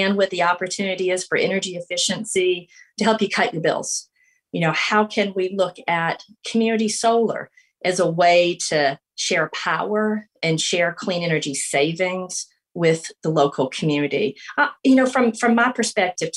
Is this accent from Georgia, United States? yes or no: yes; LaGrange, Georgia, United States; I'm from LaGrange, Georgia. And growing up there